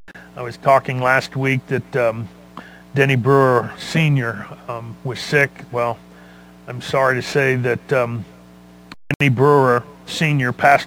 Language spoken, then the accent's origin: English; Los Angeles, California, United States; because we're from the same era. I was from Los Angeles